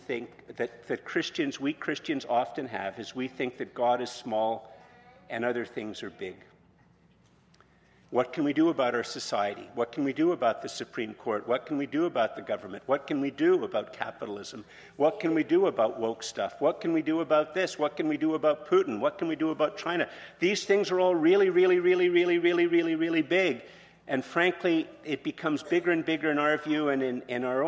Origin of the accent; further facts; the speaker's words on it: Montreal, Quebec, Canada; moved away; also born or lived in Eganville; I'm from Montreal